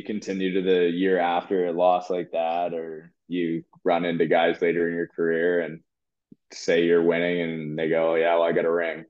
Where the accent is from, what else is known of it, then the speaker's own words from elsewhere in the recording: Cobourg, Ontario, Canada; Coburg was my hometown team, and the biggest rivalry was Coburg. So I used to love driving 2 minutes to the rink